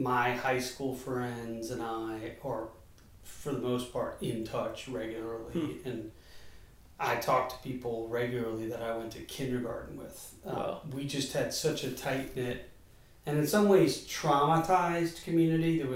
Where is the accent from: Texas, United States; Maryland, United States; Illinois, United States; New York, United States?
New York, United States; Long Island; I was born in Long Island, New York